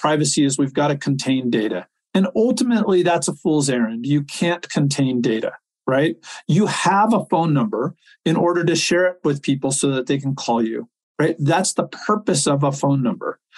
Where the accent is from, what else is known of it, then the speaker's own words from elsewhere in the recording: Silicon Valley, California, United States; I grew up in Silicon Valley